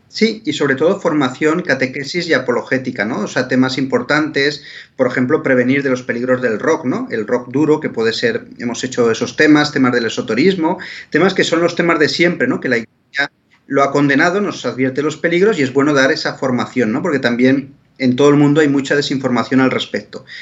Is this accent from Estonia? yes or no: no; Spain; yo como español de España y de América